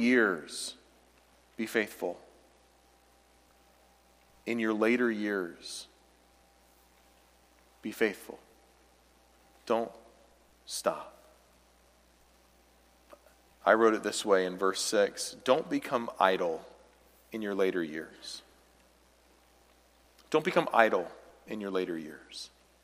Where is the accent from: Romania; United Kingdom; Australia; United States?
United States; the South; now in Midwest, United States; I grew up in the South